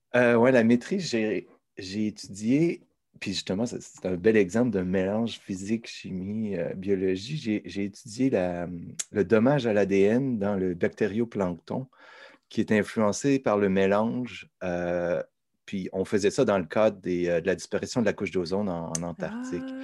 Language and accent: French; Saint-Nicolas, Quebec, Canada; je viens de Saint-Nicolas, donc au sud de la ville de Québec